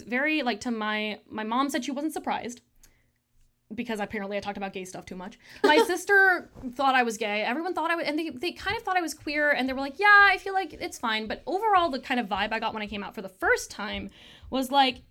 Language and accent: English; Michigan, United States; I'm Tamil American, and born and raised in Michigan